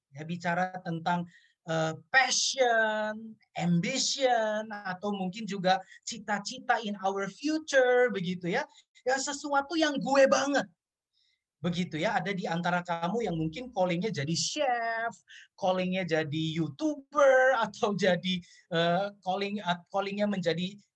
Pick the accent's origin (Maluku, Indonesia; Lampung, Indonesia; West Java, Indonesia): Maluku, Indonesia; Ambon; saya orang Ambon, saya bergereja di GPIB.